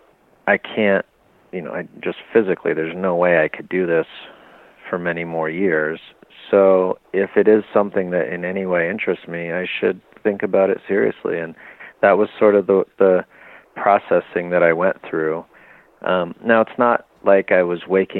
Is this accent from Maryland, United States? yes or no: no; Southern California, United States; moved away as an adult; now in León, Mexico; I grew up in Southern California